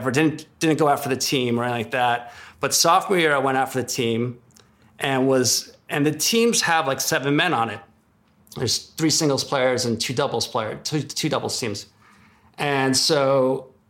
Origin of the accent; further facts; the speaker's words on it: Newark, New Jersey, United States; Don't tell these people we're from Newark, New Jersey.